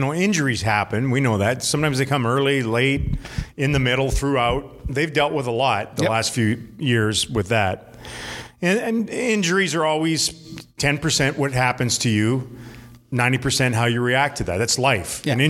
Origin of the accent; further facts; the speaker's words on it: Canada; now in United States; I'm Canadian for a few more months.